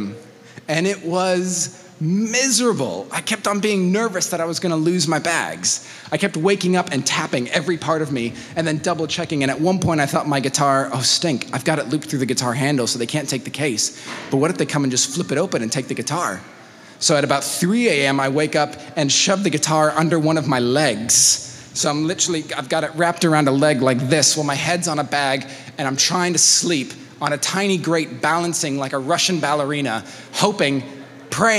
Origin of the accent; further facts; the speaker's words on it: Mexico City, Mexico; moved away; I grew up in Mexico, in Mexico City